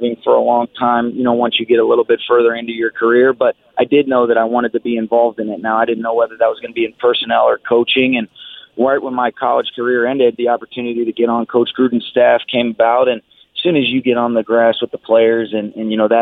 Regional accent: Atlanta, Georgia, United States; now in Los Angeles, United States; when I was growing up in Atlanta

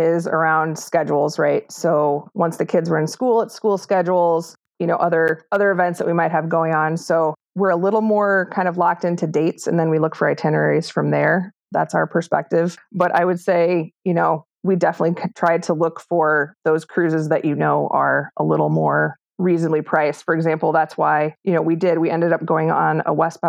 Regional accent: Midwest, United States; I grew up in the Midwest and I'm still living there

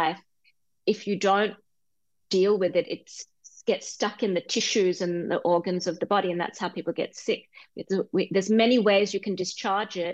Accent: Perth, Western Australia, Australia; moved away as an adult; now in Southwest Washington, United States; I was born in Australia

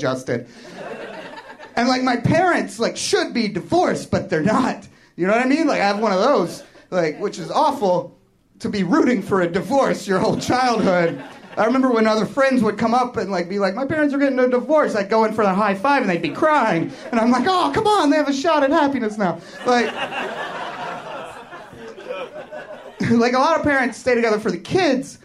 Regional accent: Kentucky, United States; moved away; also born or lived in Chicago; I came here from Chicago, but I'm originally from Kentucky.

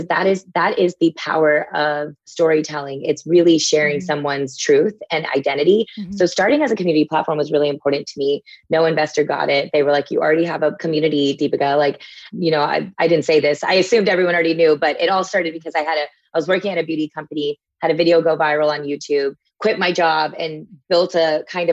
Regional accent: Texas, United States; as a kid growing up in Texas

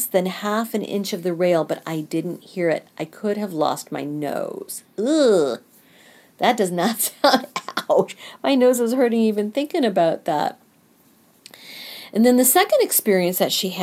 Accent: Kansas City, United States; I am from the Kansas City area

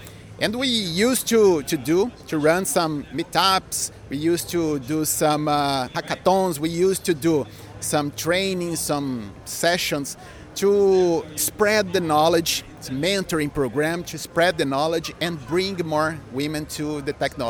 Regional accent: Brazil; We are from Brazil. I'm from Brazil.

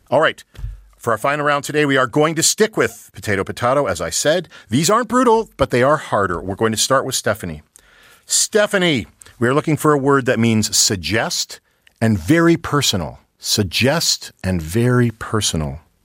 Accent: Saskatchewan, Canada; we're all from Saskatchewan

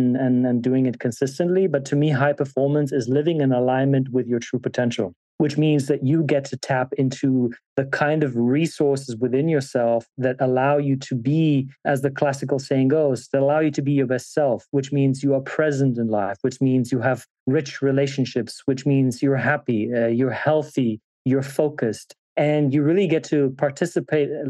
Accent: Germany; being born and raised in Germany

